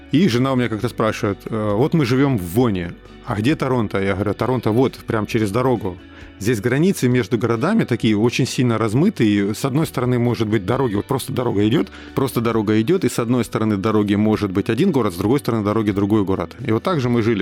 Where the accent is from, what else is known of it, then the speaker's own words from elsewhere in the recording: Rostov-on-Don, Rostov Oblast, Russia; moved away as an adult; also born or lived in Saint Petersburg, Russia; now in Toronto, Canada; к Ростову, к моему, где я р-, родился и вырос